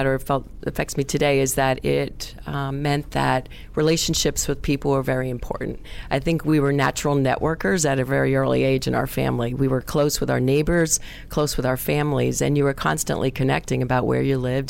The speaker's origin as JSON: {"language": "English", "town": "New York City", "region": "New York", "country": "United States", "tie": "born or raised there", "said": "I grew up in Middle Village, Queens, New York, just outside of Manhattan."}